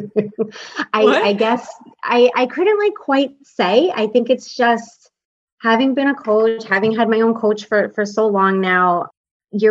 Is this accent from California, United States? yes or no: no; New York, United States; I'm from New York